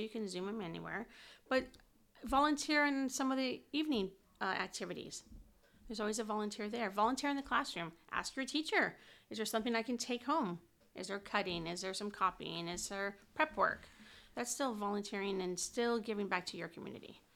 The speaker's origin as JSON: {"language": "English", "town": "Whittier", "region": "California", "country": "United States", "tie": "born or raised there", "said": "I grew up in Whittier"}